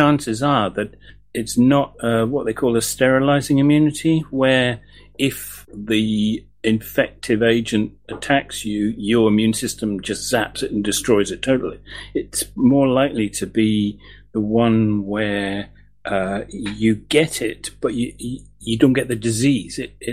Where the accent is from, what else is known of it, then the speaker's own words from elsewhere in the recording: England, United Kingdom; now in Scotland, United Kingdom; I'm about as English as they come as far as Scotland's concerned